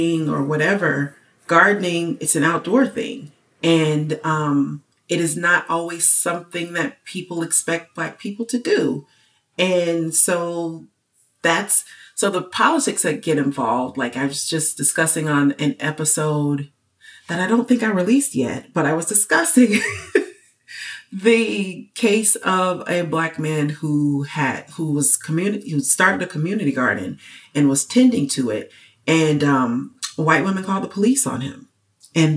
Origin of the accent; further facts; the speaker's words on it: United States; as an American